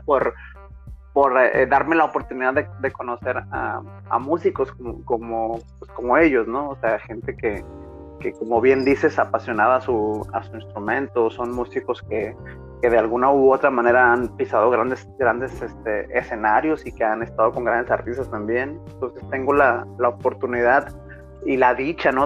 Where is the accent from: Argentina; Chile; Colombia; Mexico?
Mexico; Manzanillo, Colima; moved away as an adult; also born or lived in northern Mexico; soy nacido en Manzanillo, Colima, orgullosamente colimense